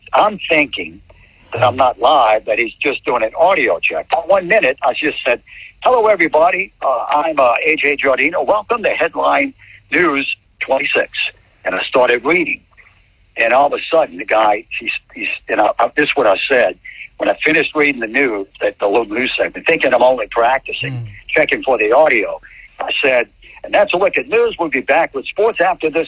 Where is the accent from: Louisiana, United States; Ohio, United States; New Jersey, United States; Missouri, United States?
Louisiana, United States; New Orleans; moved away; I'm from New Orleans.